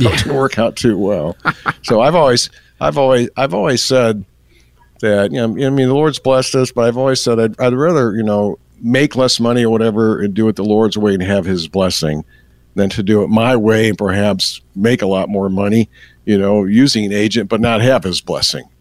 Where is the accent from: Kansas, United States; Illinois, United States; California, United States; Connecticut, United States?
Illinois, United States; Elgin; I grew up in the Chicagoland area